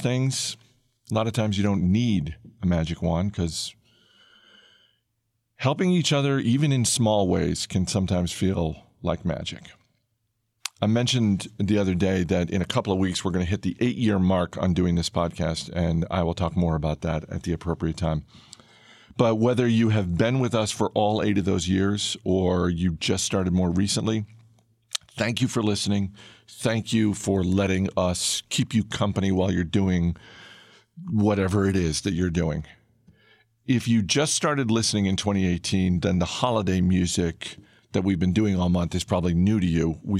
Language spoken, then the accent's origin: English; Maine, United States; I grew up in Maine